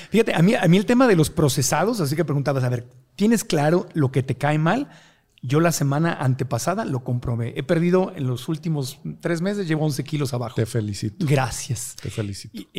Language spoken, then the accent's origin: Spanish; Mexico; now in United States; Lo único que pasó es que vine de México a Estados Unidos